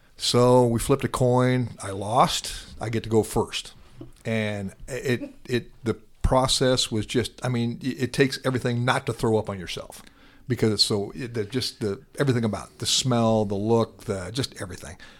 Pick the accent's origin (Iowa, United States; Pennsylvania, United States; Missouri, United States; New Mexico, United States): Iowa, United States; Atlantic; moved away as an adult; also born or lived in South Dakota; now in Dallas, United States; from my hometown, Atlantic, Iowa